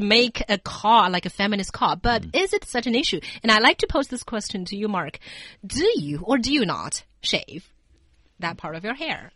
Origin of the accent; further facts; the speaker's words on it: China; growing up in China